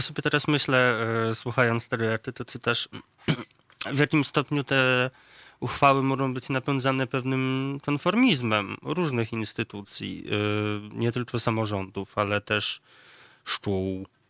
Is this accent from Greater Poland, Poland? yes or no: no; near Ryki County, Lublin Voivodeship, Poland; powiatu ryckiego, y, bardzo niedalekiego zresztą moim rodzinnym stronom